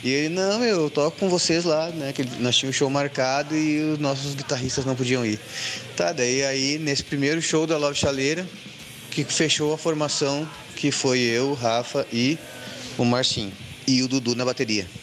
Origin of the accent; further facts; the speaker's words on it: Sapucaia do Sul, Rio Grande do Sul, Brazil; also born or lived in China; now in São Leopoldo, Brazil; eu nasci em Sapucaia, toda aquela minha parte de banda de baile e tal, e meus amigos que tinham bandas eram todos de Sapucaia.